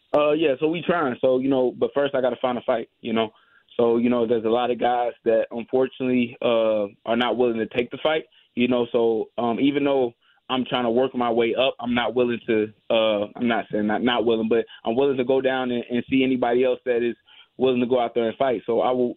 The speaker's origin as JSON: {"language": "English", "town": "St. Louis", "region": "Missouri", "country": "United States", "tie": "born or raised there", "said": "I grew up in St. Louis. I was born and raised here"}